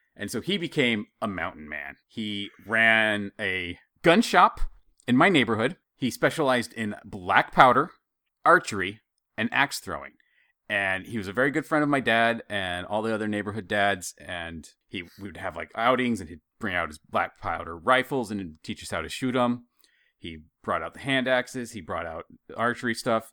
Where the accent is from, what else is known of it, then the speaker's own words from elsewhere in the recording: Idaho, United States; growing up in Idaho